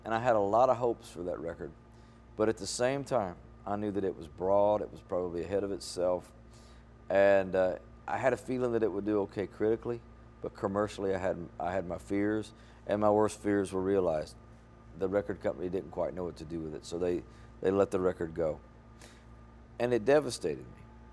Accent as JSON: {"language": "English", "region": "Mississippi", "country": "United States", "moved": "yes"}